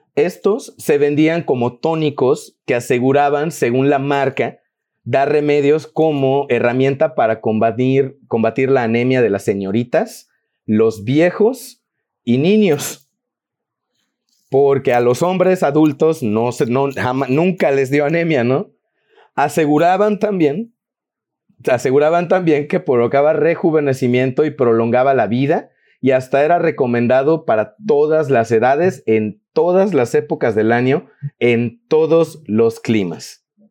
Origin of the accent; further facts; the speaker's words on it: Yucatán, Mexico; los que somos de Yucatán